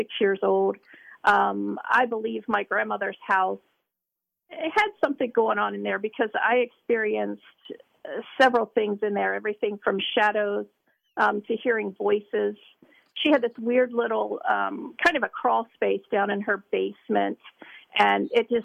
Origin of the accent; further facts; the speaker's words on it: Northern Kentucky, United States; we are three ladies from Northern Kentucky